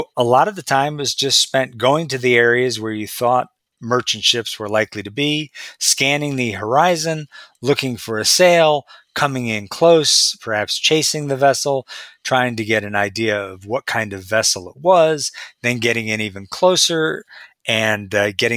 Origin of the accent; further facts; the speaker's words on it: Marblehead, Massachusetts, United States; right next to where I am right now, Marblehead, my hometown of Marblehead, Massachusetts.